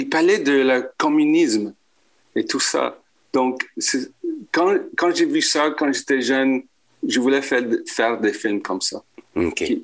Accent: Quebec, Canada; first language en; French is a second language; Euh, je suis québécois d'origine chilienne. Je suis anglophone.

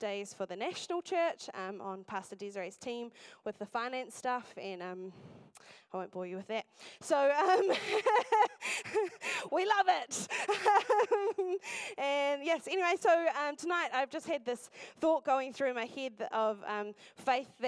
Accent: Masterton, Wellington, New Zealand; moved away as an adult; now in Dunedin, New Zealand; I'm originally from the Wairarapa, from a place called Masterton, and I grew up there

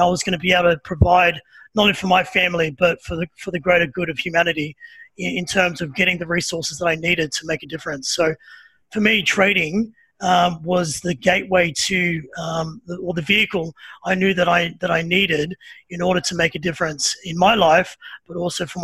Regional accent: Sydney, New South Wales, Australia; also born or lived in Byron Bay; now in Melbourne, Australia; I'm originally from Sydney. So from a place called Redfern, which is probably not the greatest area to grow up in as a little kid

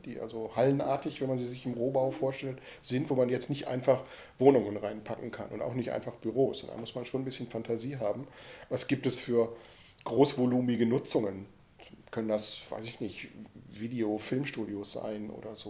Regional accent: Ruhr area, North Rhine-Westphalia, Germany; Ich bin ja im Ruhrgebiet groß geworden

